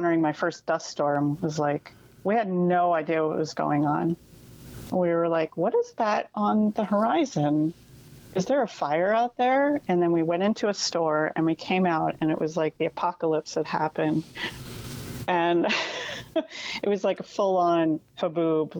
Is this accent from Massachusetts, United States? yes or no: no; around Philadelphia, Pennsylvania, United States; moved away; also born or lived in Reading, Pennsylvania / Lansdale, Pennsylvania / Pittsburgh; I grew up out around Philadelphia